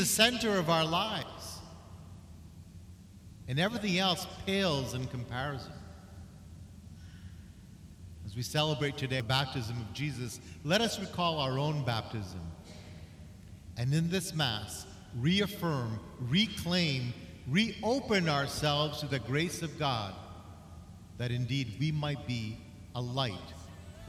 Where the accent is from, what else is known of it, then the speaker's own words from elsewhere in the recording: Canada; as a Canadian